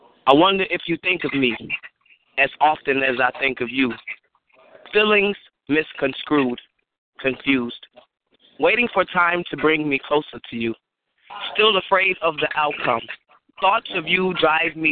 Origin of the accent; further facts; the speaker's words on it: Chicago, Illinois, United States; I am from Chicago, Chi-Town bound